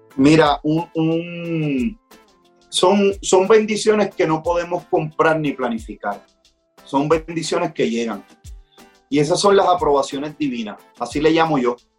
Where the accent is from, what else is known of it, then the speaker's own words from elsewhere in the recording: Puerto Rico; yo soy un, un boricua rapero que vivo en las montañas de Puerto Rico